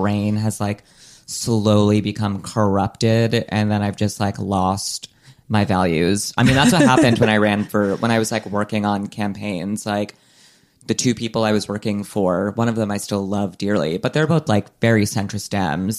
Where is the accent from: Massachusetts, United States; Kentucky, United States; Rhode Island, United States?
Rhode Island, United States; the governor of my home state is his commerce secretary, which is just Gina Raimondo. Shout out. We both went to LaSalle Academy